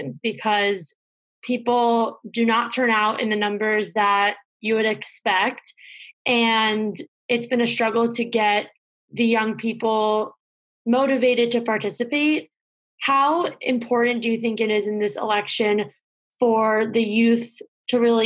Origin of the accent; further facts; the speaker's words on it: New Jersey, United States; moved away as an adult; now in North Carolina, United States; I'm from New Jersey and I'm registered to vote in New Jersey, but I'm living in North Carolina now